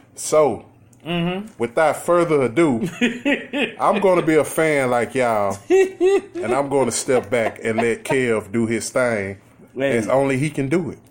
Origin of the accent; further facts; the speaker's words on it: Houston, Texas, United States; we are from Houston, Texas